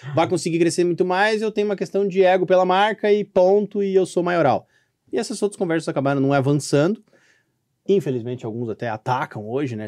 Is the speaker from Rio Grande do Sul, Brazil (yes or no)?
yes; Canoas, Rio Grande do Sul, Brazil; Canoas, Rio Grande do Sul